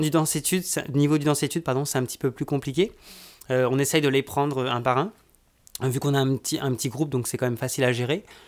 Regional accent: France; moved away as an adult; now in Quebec, Canada; je suis originaire de France. ça va faire maintenant presque 20 ans que je suis, que je suis au Canada, au Québec

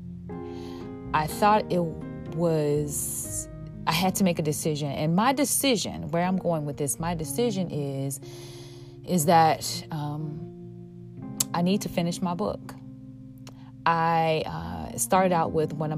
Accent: Chicago, Illinois, United States; my hometown of Chicago

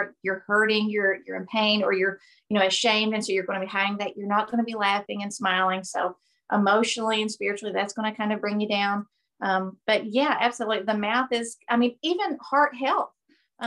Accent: Appalachian Mountains, Kentucky, United States; also born or lived in Tennessee; I've been born and raised in the Appalachian Mountains.

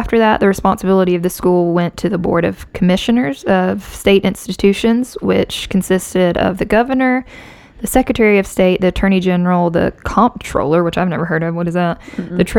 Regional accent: Alabama, United States; So we're from Alabama. Florida's right below us.

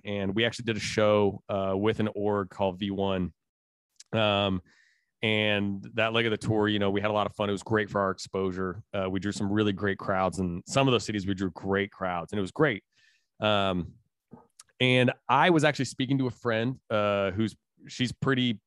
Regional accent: Indiana, United States; I'm from Indiana, I'm straight out of the Midwest.

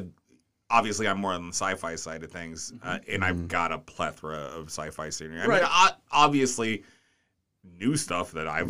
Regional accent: Alaska, United States; moved away; I am so glad I grew up in Alaska. We were so disconnected.

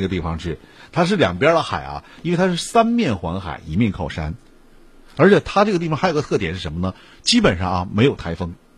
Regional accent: Northeast China, China; 我们东北人就应该到外面去转一转了

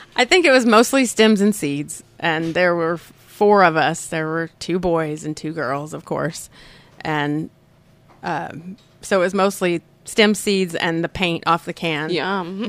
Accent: Oklahoma, United States; I grew up here in Oklahoma

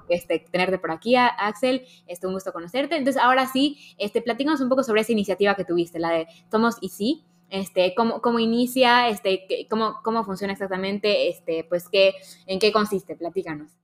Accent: Mexico; a los mexicanos nos pasa un poco que decimos como, no, es que los mexicanos somos así

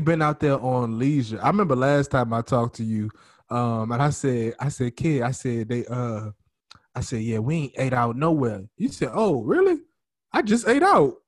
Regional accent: New Orleans, Louisiana, United States; now in Texas, United States

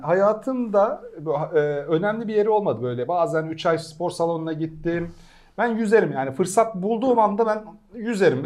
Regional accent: Istanbul, Turkey; moved away as an adult; also born or lived in Ankara; ben Pendikliyim İstanbul. E, ya Ankaralıyım da Köken İstanbul Ankara. Pendik'te bütün çocukluğum geçti.

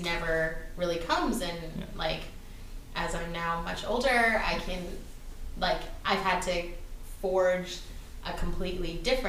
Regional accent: Surrey, British Columbia, Canada; also born or lived in Richmond, British Columbia; I grew up in Surrey. And I wasn't the right kind of brown to be to fit in there.

